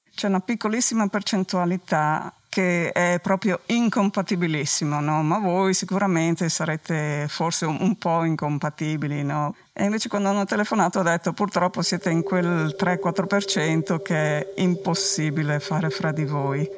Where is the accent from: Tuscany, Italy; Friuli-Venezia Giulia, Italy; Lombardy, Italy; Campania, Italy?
Friuli-Venezia Giulia, Italy; Gemona del Friuli; first language Friulian; Italian is a second language; also born or lived in Switzerland; Sono nata in Svizzera, ma da genitori che sono andati per lavoro là e poi siamo tornati qua che avevo sei anni